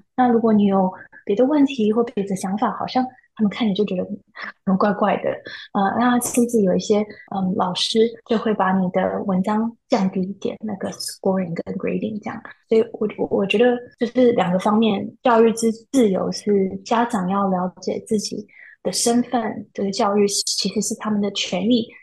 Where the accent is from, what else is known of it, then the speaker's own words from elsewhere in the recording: San Jose, California, United States; 我从小就在生活在西藏大